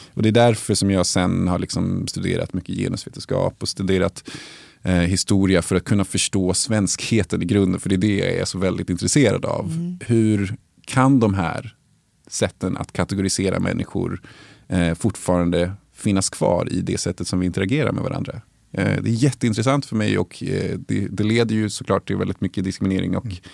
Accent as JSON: {"language": "Swedish", "town": "Uppsala", "region": "Uppsala County", "country": "Sweden", "tie": "born or raised there", "said": "jag är uppvuxen i Salabacke"}